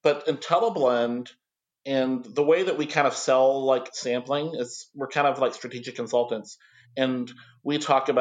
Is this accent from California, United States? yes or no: no; near Fort Knox, Kentucky, United States; I grew up near Fort Knox, Kentucky